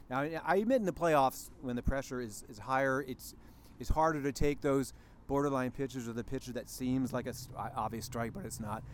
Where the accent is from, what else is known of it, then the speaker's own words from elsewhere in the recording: East Coast, United States; I grew up in the East Coast